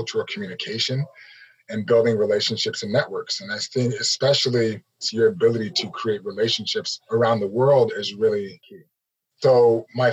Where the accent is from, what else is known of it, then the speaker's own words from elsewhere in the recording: Arvada, Colorado, United States; moved away as an adult; also born or lived in Oregon; I grew up in Arvada, Colorado